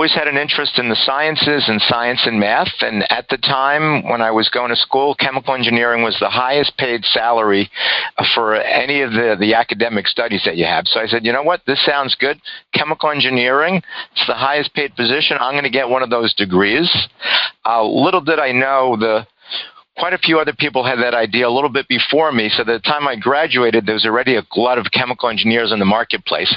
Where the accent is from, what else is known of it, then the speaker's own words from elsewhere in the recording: Yonkers, New York, United States; I was born and raised in Yonkers, New York.